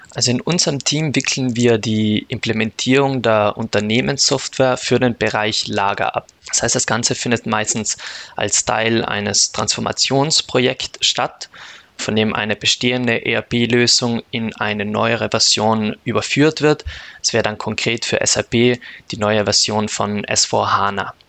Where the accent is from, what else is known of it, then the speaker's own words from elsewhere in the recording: South Tyrol, Trentino-Alto Adige, Italy; moved away as an adult; also born or lived in Austria; now in Munich, Germany; Ich komme aus Südtirol.